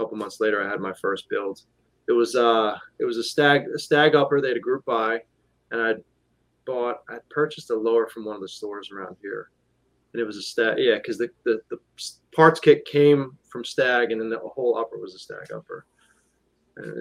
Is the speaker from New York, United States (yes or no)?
yes; New York, United States; we're from New York